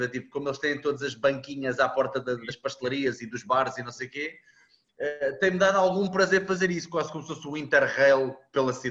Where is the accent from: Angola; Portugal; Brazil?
Portugal; Coimbra, Centro; also born or lived in Mozambique; Não, eu sou de Coimbra.